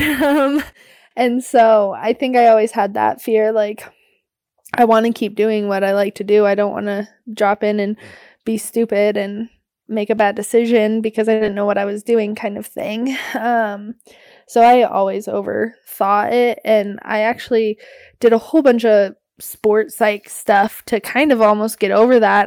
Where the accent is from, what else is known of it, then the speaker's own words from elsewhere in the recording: Anchorage, Alaska, United States; also born or lived in Denali; I was born and raised in Anchorage